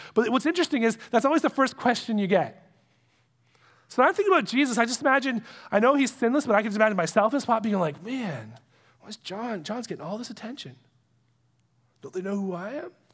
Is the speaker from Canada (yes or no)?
yes; Canada; We're Canadian.